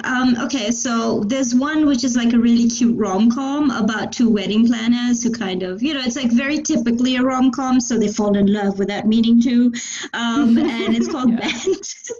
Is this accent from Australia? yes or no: no; India; now in New Zealand; I am Indian, so I grew up with it. So my first memories of even watching any film were watching a Hindi film. Growing up in India in the 90s